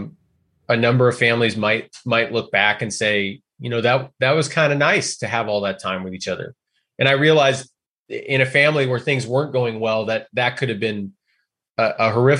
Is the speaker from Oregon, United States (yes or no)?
yes; Oregon, United States; I'm from Oregon